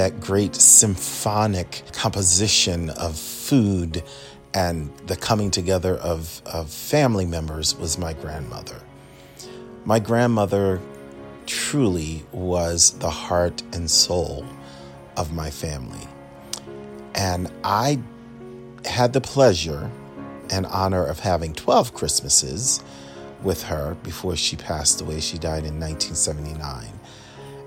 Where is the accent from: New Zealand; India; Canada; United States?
United States; Philadelphia, Pennsylvania; now in Michigan, United States; growing up in Philadelphia, which is where I'm from